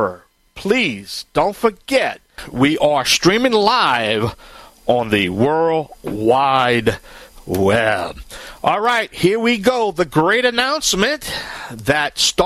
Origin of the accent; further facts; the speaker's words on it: Bayou Land, Louisiana, United States; I am the Cajun man from the Bayou Land